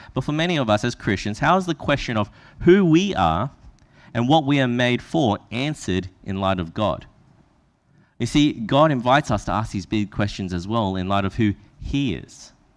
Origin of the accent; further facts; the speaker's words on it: Brisbane, Queensland, Australia; that's where I from.